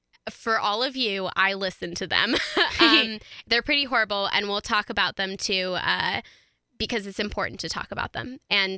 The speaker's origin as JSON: {"language": "English", "town": "Denver", "region": "Colorado", "country": "United States", "tie": "born or raised there", "said": "I grew up here in Colorado for my entire life. I was born here in Denver. I went to school here for all of my schooling years."}